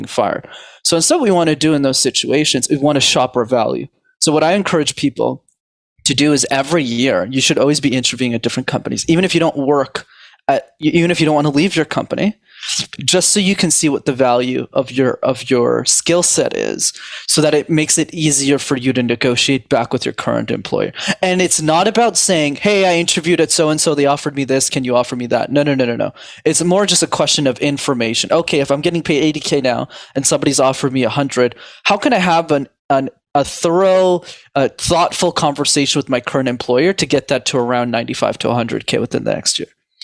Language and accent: English; Canada; I was born in Canada, born and raised.